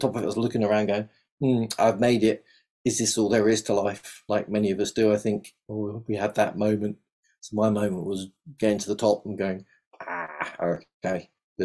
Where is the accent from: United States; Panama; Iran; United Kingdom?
United Kingdom; London; accent: South London; moved away as an adult; now in Devon, United Kingdom; So that's where most of my accent is from, South London